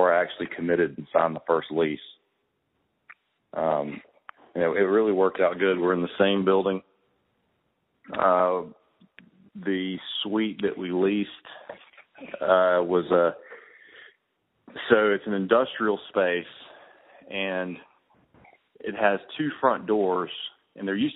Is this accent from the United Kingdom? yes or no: no; Birmingham, Alabama, United States; also born or lived in Atlanta, Georgia; I grew up in Birmingham.